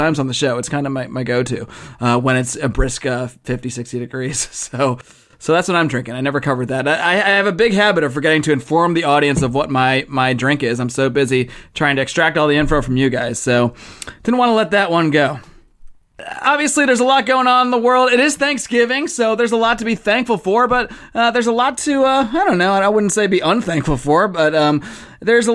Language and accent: English; Buffalo, New York, United States; moved away as an adult; now in Los Angeles, United States; I grew up in Buffalo, New York, one of the coldest places in the country, but I've lived in Los Angeles for over a decade now